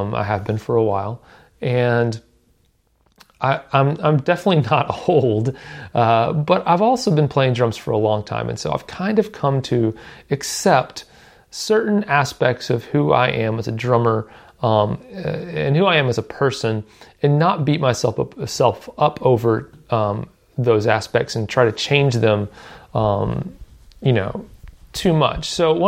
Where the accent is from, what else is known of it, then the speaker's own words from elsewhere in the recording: Southern United States, United States; I live in Nashville, and I've kind of lived in the southern U.S. my whole life, so my accent doesn't come out very much most of the time.